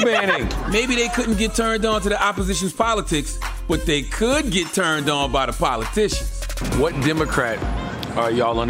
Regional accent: South Carolina, United States; born or raised there

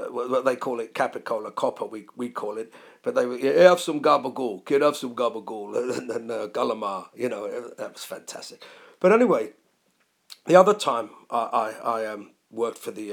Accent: London, United Kingdom; accent: London; me being an English guy and speaking in a London accent

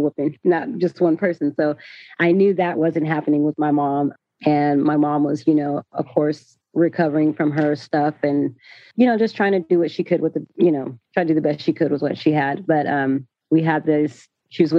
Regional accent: Sacramento, California, United States; also born or lived in San Bernardino, California / Atlanta; when I was like 3 years old, I came to Sacramento and I was born in San Bernardino

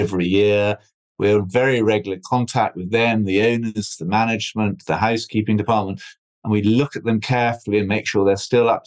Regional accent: Scotland, United Kingdom; also born or lived in United States / London; I came back from America in 1999 to Scotland, where I come from

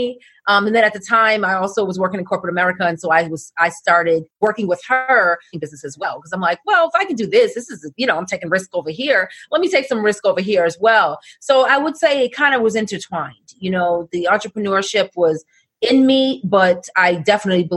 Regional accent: Boston, Massachusetts, United States; as a disc jockey growing up in Boston

